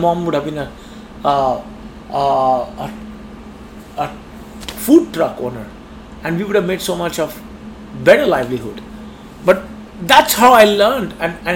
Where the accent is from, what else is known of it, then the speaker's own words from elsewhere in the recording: Kolkata, West Bengal, India; moved away as an adult; now in Bangkok, Thailand; I was born and brought up in Calcutta